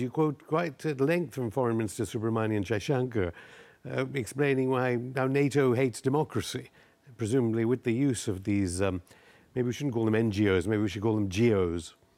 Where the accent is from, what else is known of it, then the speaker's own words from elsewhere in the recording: United Kingdom; I am British.